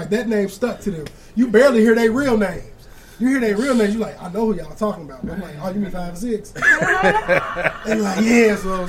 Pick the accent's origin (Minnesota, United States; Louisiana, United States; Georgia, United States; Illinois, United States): Illinois, United States; Aurora; my hometown of Aurora, Illinois